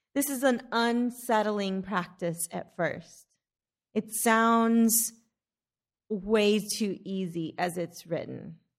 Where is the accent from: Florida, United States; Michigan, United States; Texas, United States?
Texas, United States; Odessa; also born or lived in Alpine, Texas; When we moved to Odessa from Alpine, Texas, just in time for me to start fourth grade